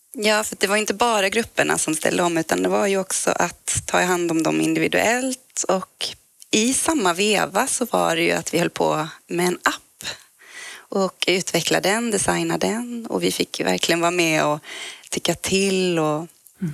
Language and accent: Swedish; Växjö, Kronoberg County, Sweden; now in Stockholm, Sweden; jag kommer från Växjö, Småland ursprungligen